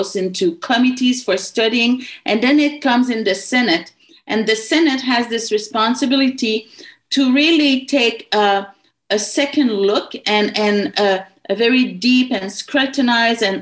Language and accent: English; Quebec, Canada; When you come from a certain part of the country, like for me in Quebec, I know all about Quebec